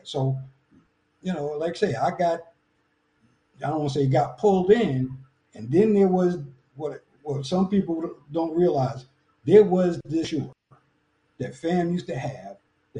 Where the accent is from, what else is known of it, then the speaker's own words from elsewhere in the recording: New York, United States; moved away as an adult; now in Tampa, United States; I'm from New York. I didn't know anything about the Marching 100 till I got to town.